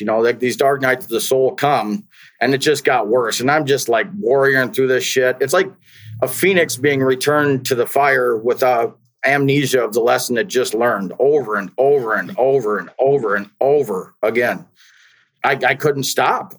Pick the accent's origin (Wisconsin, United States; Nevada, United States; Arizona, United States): Wisconsin, United States; I grew up in Wisconsin